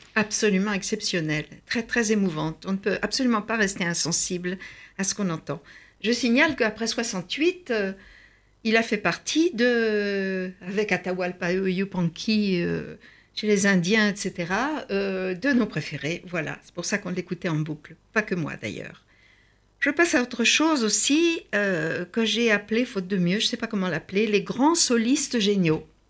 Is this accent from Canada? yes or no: no; France; chez nous, en France